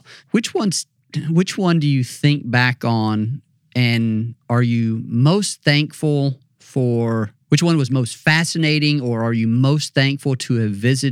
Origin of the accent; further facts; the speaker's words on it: Mississippi, United States; moved away as an adult; I grew up in Mississippi and I never really traveled a lot